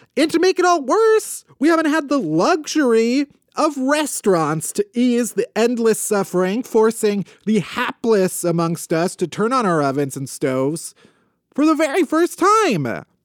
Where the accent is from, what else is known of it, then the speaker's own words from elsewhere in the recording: Midwest, United States; I was raised very Midwestern.